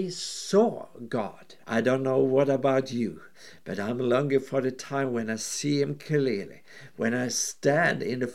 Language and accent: English; Norway; I'm from Norway